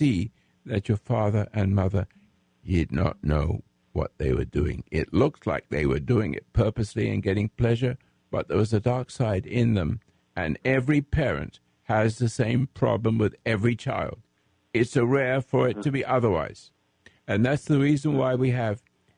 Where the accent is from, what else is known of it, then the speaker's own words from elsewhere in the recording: England, United Kingdom; I'm an English veteran, the Royal Sussex Regiment in World War II